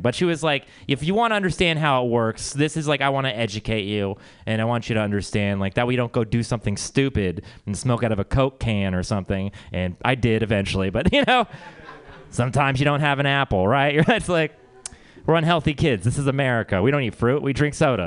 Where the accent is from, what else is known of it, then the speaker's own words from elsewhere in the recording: Texas, United States; we're from Texas